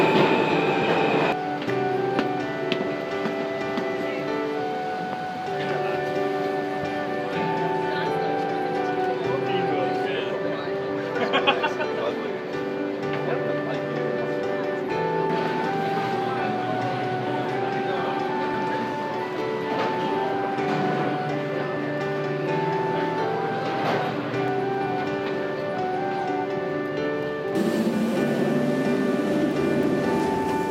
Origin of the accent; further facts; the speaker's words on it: Midwest, United States; now in New York City, United States; My family's from New York City. I was raised in the Midwest, and then I moved back to New York City